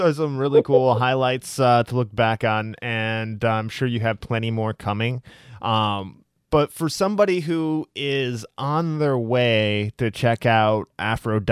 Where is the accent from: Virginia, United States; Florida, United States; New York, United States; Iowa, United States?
Iowa, United States; moved away; I'm originally from a state just north of Missouri. I'm originally from Iowa